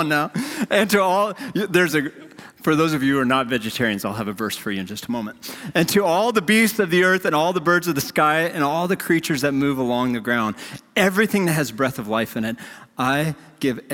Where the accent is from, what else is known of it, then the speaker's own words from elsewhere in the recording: North Dakota, United States; moved away; I grew up in North Dakota